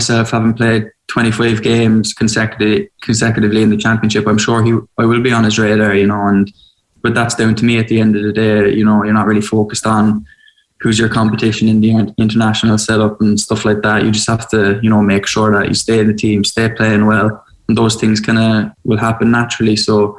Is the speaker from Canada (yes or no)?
no; Ireland; moved away; You know, I moved over from Ireland to play football, like, make no bones about that.